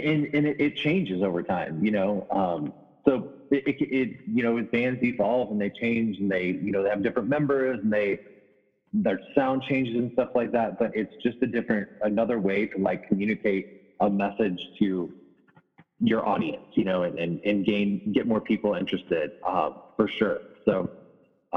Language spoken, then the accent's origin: English; St. Louis, Missouri, United States; I'm from St. Louis